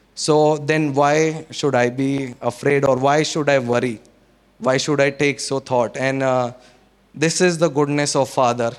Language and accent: English; Chandigarh, India; also born or lived in Solan, Himachal Pradesh; we came down from Solan to Chandigarh, and uh, uh, even the school we got